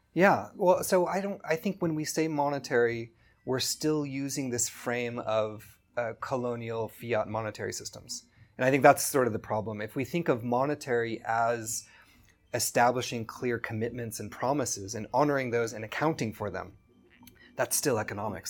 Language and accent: English; California, United States; moved away as an adult; now in Kenya; I grew up in California